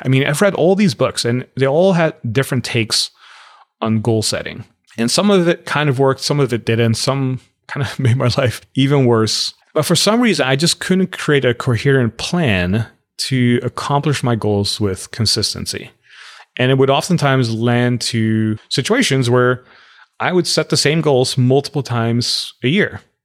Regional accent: Netherlands; moved away as an adult; also born or lived in Los Angeles; now in United States; I grew up in the Netherlands

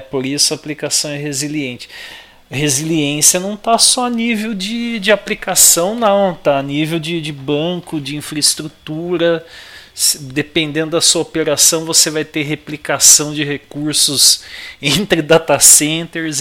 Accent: São Paulo, Brazil; como bom paulista

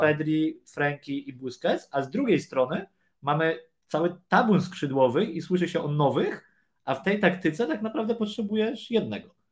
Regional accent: Poland; moved away; skąd jesteś, z Polski

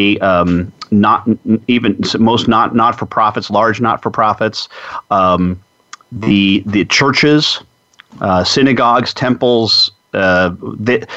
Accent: New York metropolitan area, United States; moved away; I'm originally from the New York metropolitan area

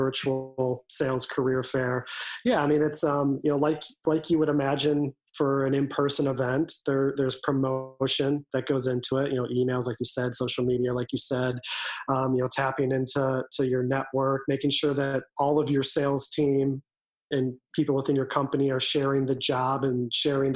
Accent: Wisconsin, United States; now in Washington, D.C., United States; I'm originally from Wisconsin and love Wisconsin

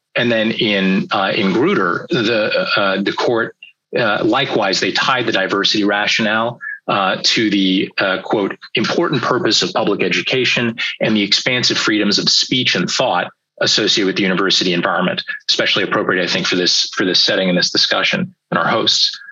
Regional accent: California, United States; my home state of California's

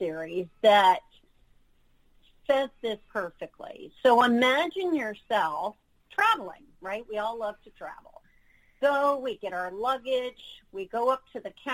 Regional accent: New York, United States; moved away; also born or lived in Florida; I'm from New York, was living in Florida

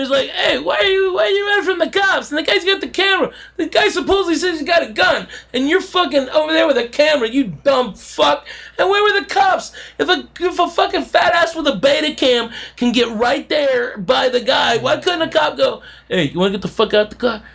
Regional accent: the South, United States; I'm a Southerner

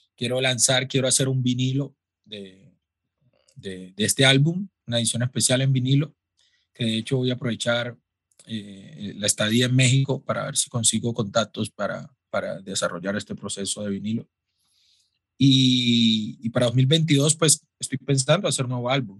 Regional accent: Quibdó, Chocó, Colombia; crecí en Quibdó, la capital del Chocó

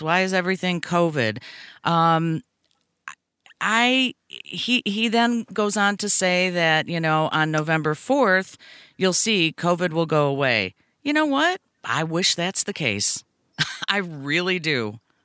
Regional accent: Brookfield, Illinois, United States; I grew up in Brookfield

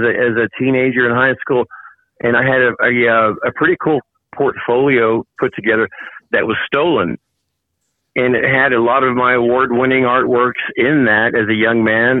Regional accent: Tulsa, Oklahoma, United States; also born or lived in Las Vegas; I've, been back to Tulsa, now my hometown

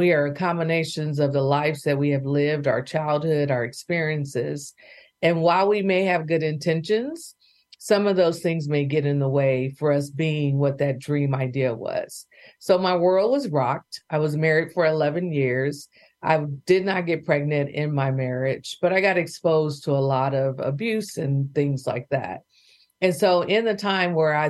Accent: Bay Area, California, United States; now in Oklahoma, United States; growing up in the Bay Area, oldest of three daughters

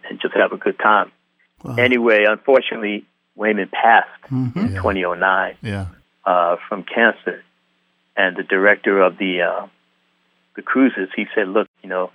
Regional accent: New York, United States; I'm from New York

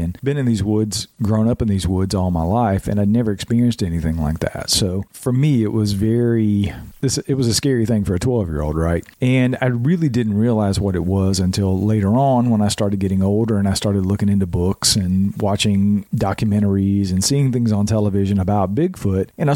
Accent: Georgia, United States; now in North Carolina, United States; I'm in North Carolina. I was born and raised in Georgia, had my experiences in Georgia

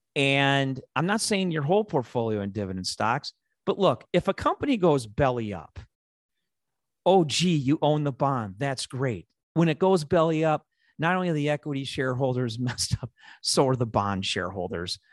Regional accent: Chicago, Illinois, United States; accent: Chicago; my Chicago accent

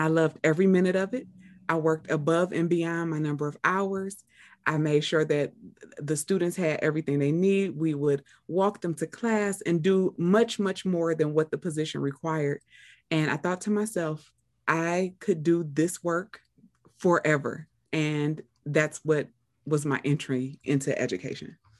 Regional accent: Cleveland, Ohio, United States; I'm from Cleveland as well

